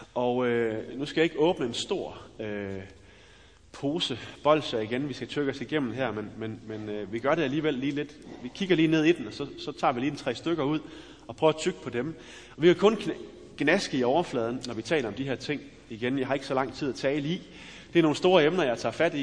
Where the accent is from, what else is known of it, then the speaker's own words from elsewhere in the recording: West Jutland, Central Denmark Region, Denmark; jeg er fra Vestjylland